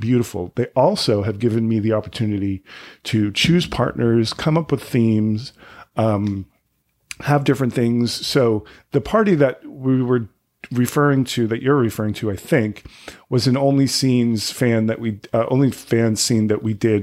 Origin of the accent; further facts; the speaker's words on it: right outside of Boston, Massachusetts, United States; moved away as an adult; also born or lived in California / Provincetown; now in New York City, United States; right outside of Boston